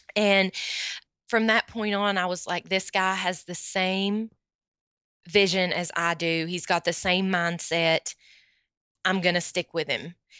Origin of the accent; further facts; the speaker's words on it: Morristown, Tennessee, United States; My hometown is Morristown, Tennessee